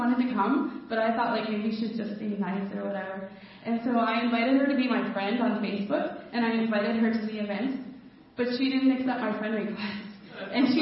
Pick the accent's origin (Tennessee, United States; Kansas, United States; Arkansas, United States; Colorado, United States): Colorado, United States; moved away as an adult; now in Tartu, Estonia; I'm from America. I'm from Colorado. And I live in this neighborhood in Tartu, Estonia